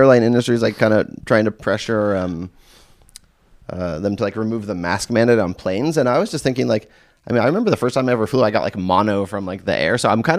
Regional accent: California, United States; So, you know, I grew up in California in the 80s.

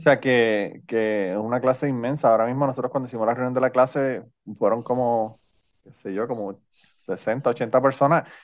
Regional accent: Utuado, Puerto Rico; los utuadeños nacemos

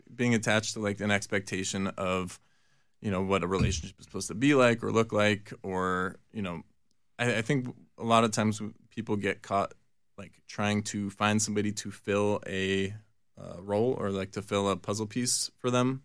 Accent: New Jersey, United States; I was born in Jersey

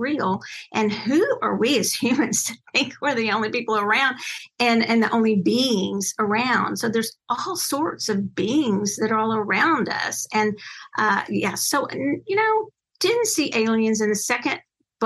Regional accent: Longview, Texas, United States; my hometown of Longview, Texas

